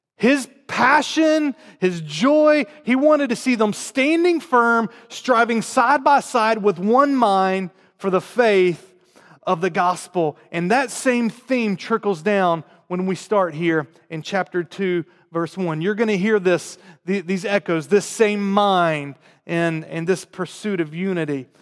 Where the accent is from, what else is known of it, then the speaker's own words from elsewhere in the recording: North Carolina, United States; accent: southern; moved away; I grew up in North Carolina, um, in the South